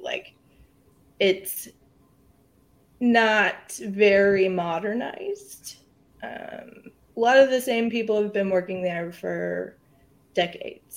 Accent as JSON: {"language": "English", "town": "San Marcos", "region": "Texas", "country": "United States", "tie": "born or raised there", "said": "I am from San Marcos, Texas. It's right outside of Austin. Um, born and raised here"}